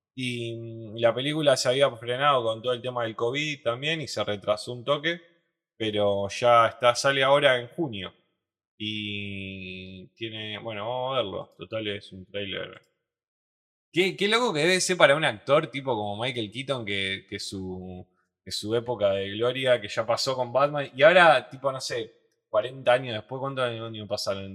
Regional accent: Rosario, Santa Fe, Argentina; Somos ciudadanos de Rosario

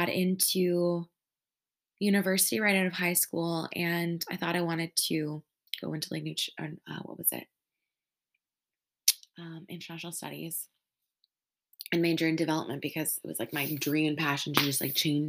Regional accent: Saskatchewan, Canada; I'm from Saskatchewan

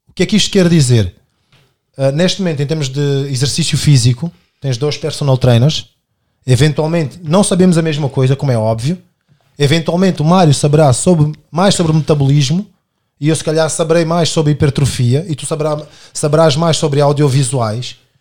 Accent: Amadora, Lisbon, Portugal; also born or lived in Angola / Buraca; E sou angolano, nascido em Angola, uh, crescido inicialmente de quando venho para Portugal em 91 na Cova da Moura e depois na Buraca

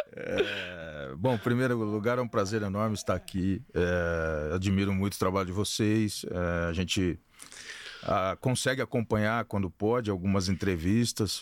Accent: Avaré, São Paulo, Brazil; moved away; eu sou de Avaré, né? Nasci em Avaré

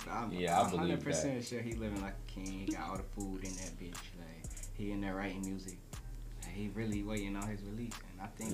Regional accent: North Carolina, United States; I'm from North Carolina.

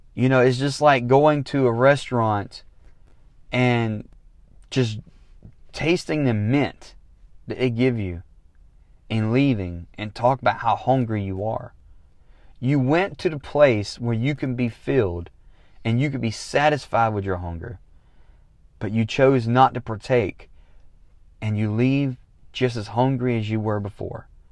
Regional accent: the South, United States; I'm from the South

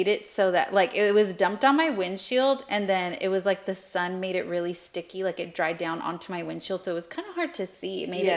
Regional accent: Lemoore, California, United States; born or raised there

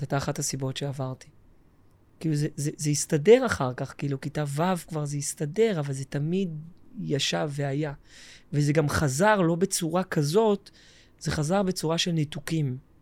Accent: Tel Aviv, Tel Aviv District, Israel; also born or lived in Jerusalem; גדלתי בתל אביב

